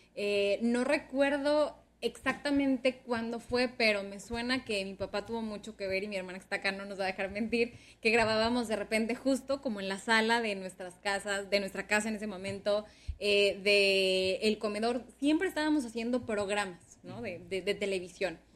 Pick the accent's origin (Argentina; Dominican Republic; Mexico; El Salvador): Mexico; Ciudad Obregón, Sonora; moved away as an adult; now in Hermosillo, Mexico; yo soy originaria soy de México. Eh, crecimos en Ciudad Obregón, Sonora.